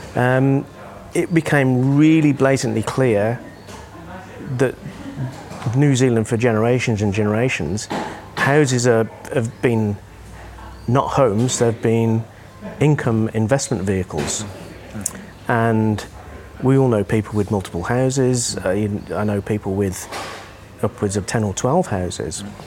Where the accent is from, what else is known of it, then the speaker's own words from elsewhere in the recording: Birmingham, West Midlands, United Kingdom; moved away; I grew up in a reasonably deprived area of the UK in in Birmingham, around the Midlands